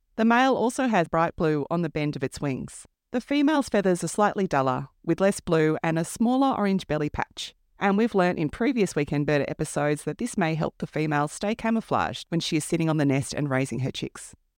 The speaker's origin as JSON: {"language": "English", "town": "Melbourne", "region": "Victoria", "country": "Australia", "tie": "born or raised there", "moved": "yes", "said": "I was born on Wurundjeri country in an eastern suburb of Melbourne"}